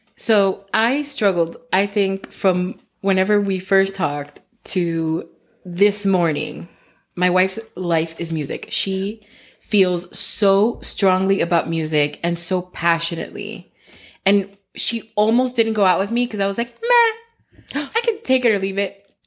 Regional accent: United States; I was born here.

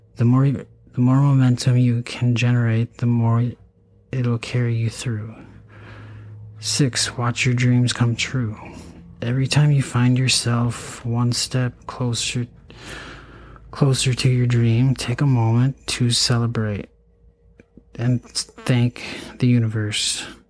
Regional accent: Eau Claire, Wisconsin, United States; also born or lived in St. Cloud, Minnesota; I went to you know high school in Eau Claire, Altoona. I mean, um, I was born in Eau Claire.

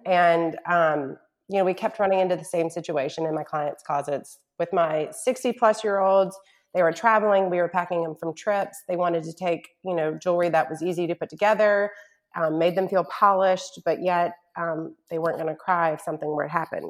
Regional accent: Charlotte, North Carolina, United States; also born or lived in Mississippi / New York; now in Shreveport, United States; I'm from North Carolina, born and raised in Charlotte, and by way of Mississippi and New York, have ended up in my husband's hometown of Shreveport, Louisiana

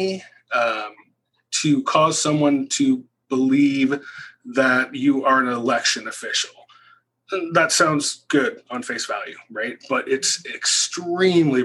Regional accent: Roeland Park, Kansas, United States; in my hometown where I live now, in Roland Park

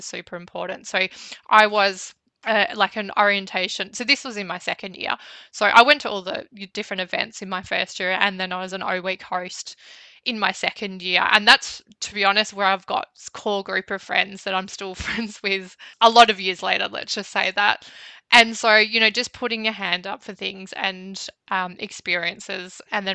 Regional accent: Bendigo, Victoria, Australia; moved away as an adult; I was from Bendigo

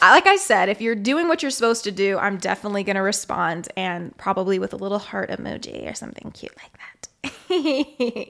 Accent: Kansas City, Missouri, United States; moved away; also born or lived in Las Vegas, Nevada / Dallas; I grew up in Kansas City, Missouri, but also in Las Vegas, Nevada

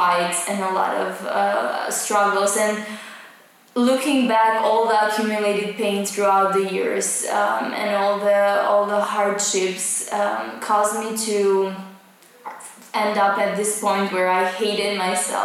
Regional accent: Pogradec, Korçë County, Albania; now in Tirana, Albania; I'm originally from Pogradec

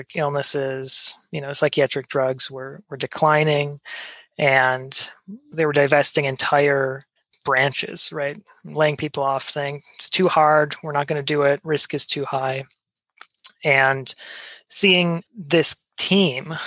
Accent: Wisconsin, United States; I grew up in Wisconsin

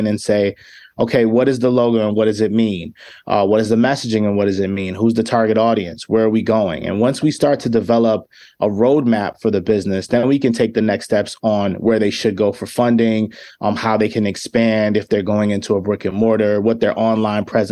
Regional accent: New York City, New York, United States; also born or lived in Chicago; now in Rochester, United States; I'm originally from the Bronx

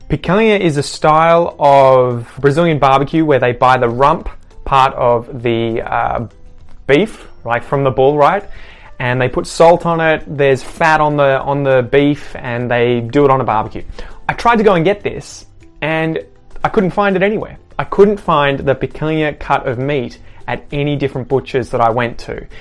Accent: Australia; I grew up in Australia

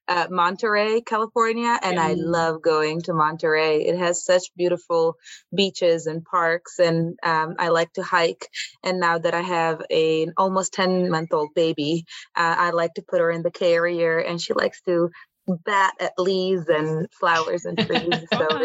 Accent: Milan, Lombardy, Italy; now in Oakland, United States; Oh, well, I'm Italian. I'm from Milan, Italy.

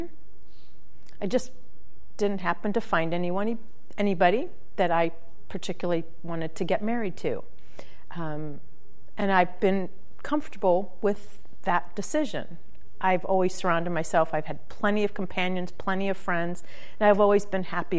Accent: St. Louis, Missouri, United States; moved away as an adult; also born or lived in Phoenix; They moved to St. Louis when I was about a year old. So I grew up in the Midwest

